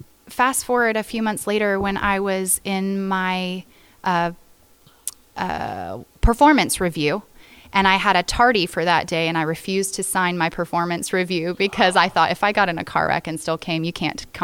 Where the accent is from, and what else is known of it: Florida, United States; born or raised there